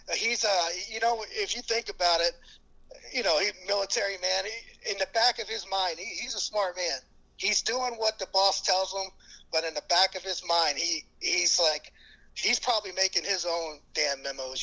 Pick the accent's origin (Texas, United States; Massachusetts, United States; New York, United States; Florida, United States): Texas, United States; Kerrville; I'm born and raised in Kerrville, Texas